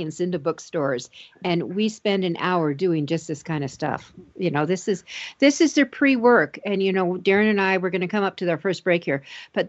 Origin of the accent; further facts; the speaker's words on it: Denver, Colorado, United States; right here in my hometown of Denver, Colorado